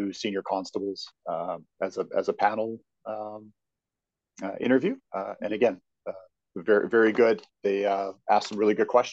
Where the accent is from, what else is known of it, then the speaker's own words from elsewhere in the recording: outside Edmonton, Alberta, Canada; now in Calgary, Canada; I grew up outside Edmonton.